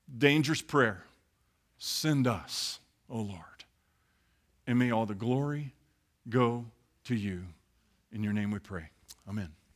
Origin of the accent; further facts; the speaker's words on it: Midwest, United States; I grew up in the Midwest and I worked on farms